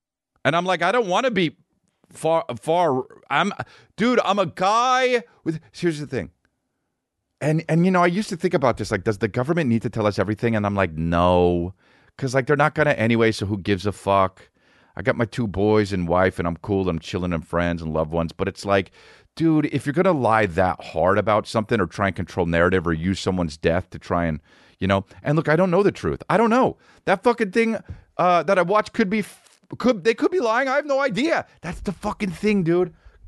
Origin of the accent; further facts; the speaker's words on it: New York, United States; I'm from New York. Oh, New York. I meant to state, but yeah, New York. I'm from the actual city